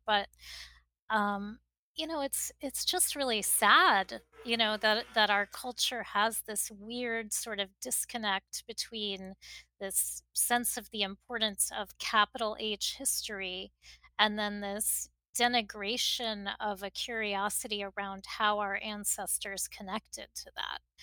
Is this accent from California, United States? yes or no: no; Miami, Florida, United States; moved away as an adult; also born or lived in Texas; now in New York, United States; I grew up in Miami and I, I do, you know, I am of South Florida in a lot of ways and now of New York, having lived here for more than two decades